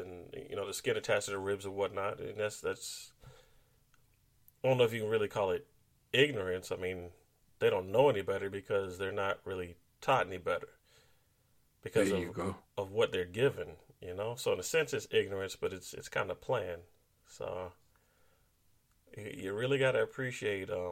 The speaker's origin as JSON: {"language": "English", "country": "United States", "said": "being black American people"}